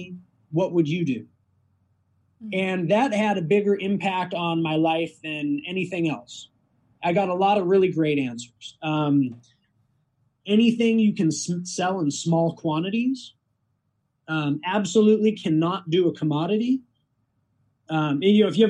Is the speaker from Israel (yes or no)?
no; Costa Rica; now in Wisconsin, United States; I grew up in Costa Rica